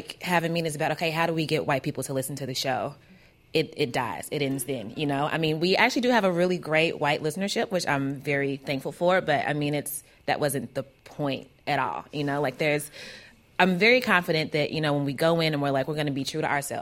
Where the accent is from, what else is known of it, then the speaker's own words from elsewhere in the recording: Kentucky, United States; I'm from Kentucky, so I don't sound like those dudes for a number of reasons, because I'm a woman and because I have an accent